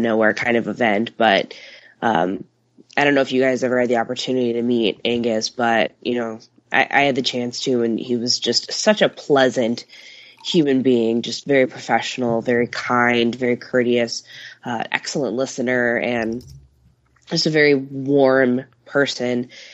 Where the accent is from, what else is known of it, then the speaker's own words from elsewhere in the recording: suburb between Chicago and Milwaukee, on the Illinois–Wisconsin border, United States; moved away; I'm from Chicago, which I am, but where my parents live is uh, in a suburb that's you know the midpoint between Chicago and Milwaukee, and it's right on the the border of Illinois and Wisconsin